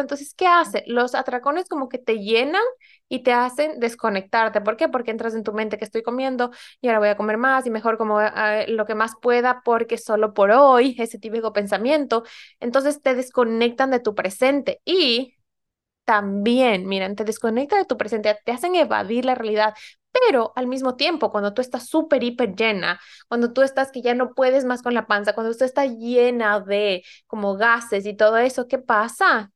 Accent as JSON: {"language": "Spanish", "country": "Ecuador", "moved": "as an adult", "lives_now": "Norway", "said": "yo soy ecuatoriana y me mudé aquí hace ya casi ocho años"}